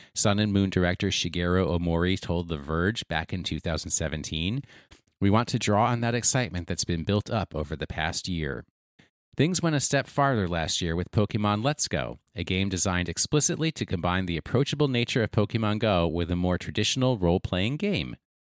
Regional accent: United States; I pronounce it as an American would

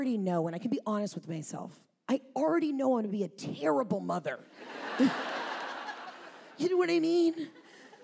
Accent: Atlanta, Georgia, United States; I'm from Atlanta

